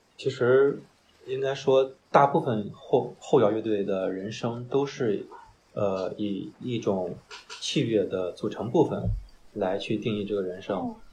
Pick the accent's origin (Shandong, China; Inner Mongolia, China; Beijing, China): Shandong, China; Qingdao; 我是大学毕业之后工作来的青岛，我是潍坊的。我是工作调度吧，嗯，我是老家是淄博嗯，来青岛有三四年吧